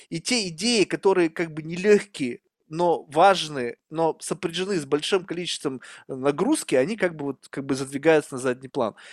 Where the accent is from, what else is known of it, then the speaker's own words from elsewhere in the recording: Russia; now in United States; Я вырос в России, многонациональная страна. Я вообще не знал, что такое расизм до того, пока я не переехал в Америку